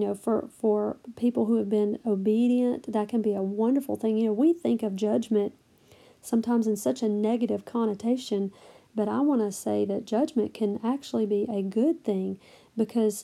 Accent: the South, United States; I'm from the South

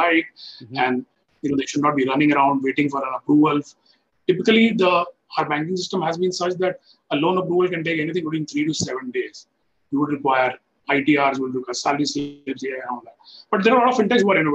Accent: Delhi, India; I was born and brought up in Delhi in a middle-class family.

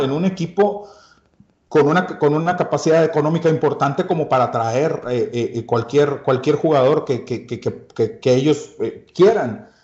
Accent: Mexico; uno como mexicano, nuestro ADN, nuestra herencia

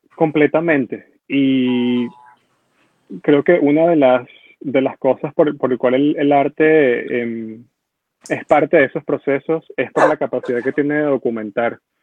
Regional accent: Venezuela; moved away as an adult; la Venezuela que yo crecí

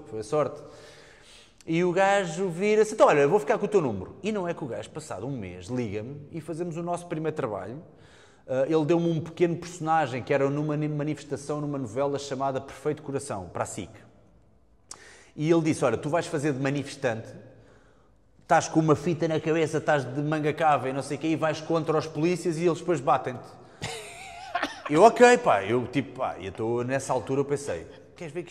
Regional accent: Portimão, Algarve, Portugal; eu também já pratiquei Kung Fu, estou a praticar kickbox, sou de Portimão, e por acaso eu na altura passava férias em Portimão com a minha mãe e com os meus avós

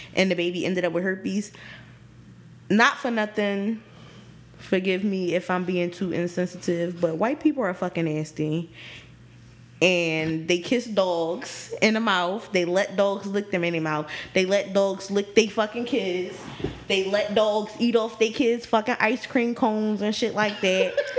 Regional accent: Philadelphia, Pennsylvania, United States; I'm from Philly. I'm from the city

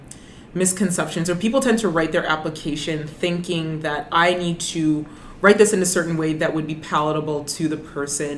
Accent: Brampton, Ontario, Canada; I'm originally from Brenton

